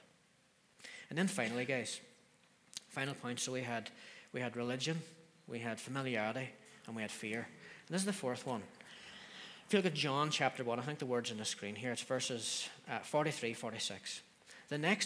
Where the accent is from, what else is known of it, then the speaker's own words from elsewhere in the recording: Donemana, Northern Ireland, United Kingdom; also born or lived in Derry; Donnymana. That's where I grew up